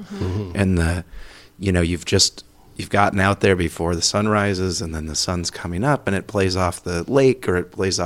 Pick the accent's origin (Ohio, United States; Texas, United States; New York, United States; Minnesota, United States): Minnesota, United States; Elk River; growing up in Elk River